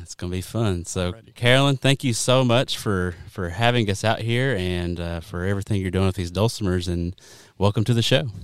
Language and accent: English; Kentucky, United States; We're from Kentucky